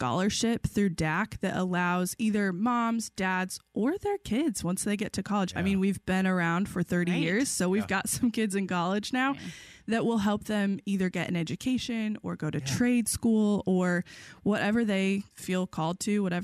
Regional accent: Danville, United States; I grew up in Danville

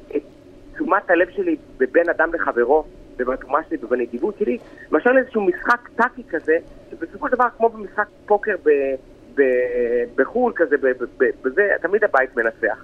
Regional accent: Tel Aviv, Tel Aviv District, Israel; moved away as an adult; also born or lived in Moshav Ben Shemen; now in Ben Shemen, Israel; אני נולדתי בתל אביב, חי בתל אביב, גדלתי בתל אביב

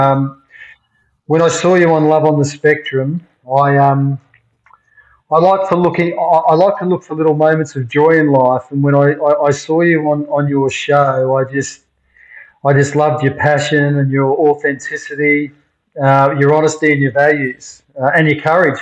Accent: Melbourne, Victoria, Australia; So I grew up in Melbourne

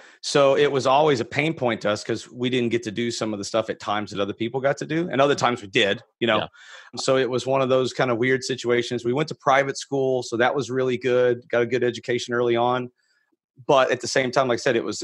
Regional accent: Fort Worth, Texas, United States; I'm a native Texan. So I grew up in Fort Worth, Texas

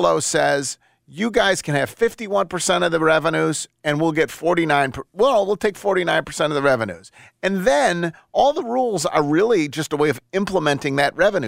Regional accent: Buffalo, New York, United States; moved away; I'm from Buffalo

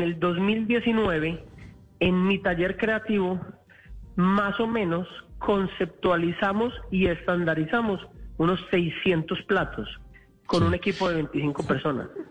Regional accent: Colombia; now in Washington, United States; como colombianos

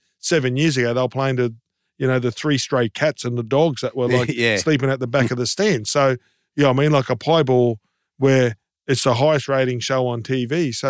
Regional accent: Townsville, Queensland, Australia; I can't get to a game up in my hometown of Townsville, mate, when they've got a packed house.

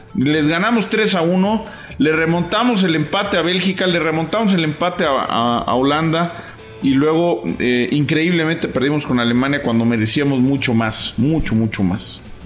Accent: Venezuela; now in Dallas, United States; desde aquí, desde Dallas. Soy venezolano.

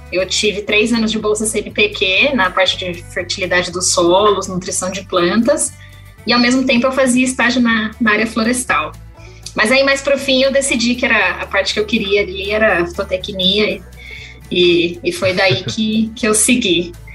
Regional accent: São Pedro, São Paulo, Brazil; moved away as an adult; also born or lived in Botucatu; now in Oklahoma, United States; eu sou de São Paulo, né? Eu nasci em São Paulo. Quando era criança, é, minha família mudou para o interior, então hoje em dia todo mundo vive numa cidade chamada São Pedro, interiorzinho ali de São Paulo

